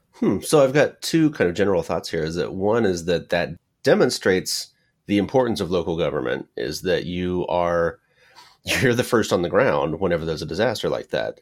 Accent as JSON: {"language": "English", "town": "Paradise", "region": "California", "country": "United States", "tie": "born or raised there", "said": "My hometown is, was, uh, Paradise, California"}